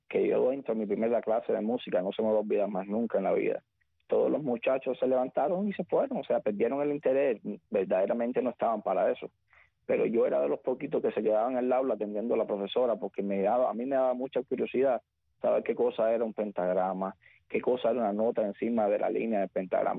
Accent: Güines, Mayabeque, Cuba; moved away as an adult; Nací en Cuba, como bien dice, eh, en un municipio de la antigua provincia de Habana que se llama Wines, es un municipio de, campo. Entonces soy de allí

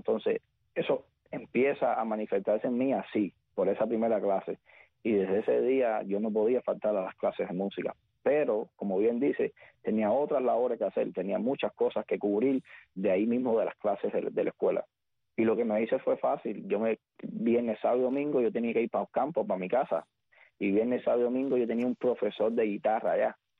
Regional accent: Güines, Mayabeque, Cuba; moved away as an adult; Nací en Cuba, como bien dice, eh, en un municipio de la antigua provincia de Habana que se llama Wines, es un municipio de, campo. Entonces soy de allí

